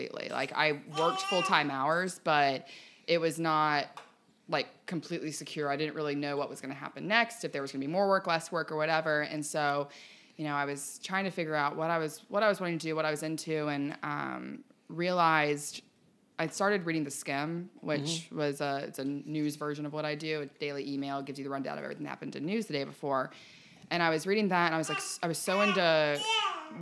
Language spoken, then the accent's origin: English; Ponte Vedra, Florida, United States; I grew up in Ponte Vedra